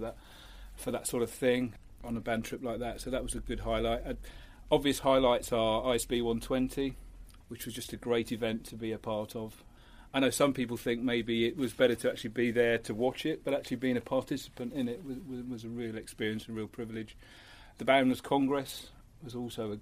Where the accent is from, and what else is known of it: Birmingham, West Midlands, United Kingdom; born or raised there; also born or lived in Rotherham, South Yorkshire